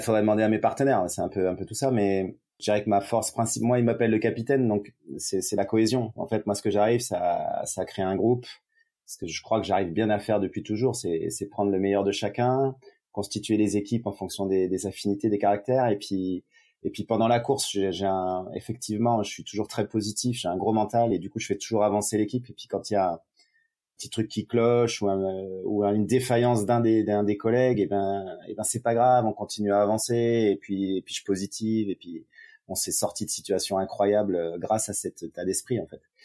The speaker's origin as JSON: {"language": "French", "area": "Yvelines, Paris region", "region": "Île-de-France", "country": "France", "tie": "born or raised there", "moved": "yes", "lives_now": "Avignon, France", "said": "je vis à Avignon dans le Vaucluse après avoir vécu mon enfance en région parisienne dans les Yvelines"}